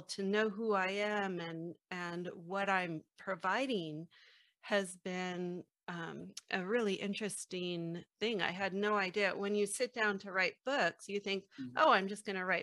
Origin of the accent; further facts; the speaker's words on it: San Francisco, California, United States; I was born in the Haight-Ashbury district of San Francisco in the mid-1960s.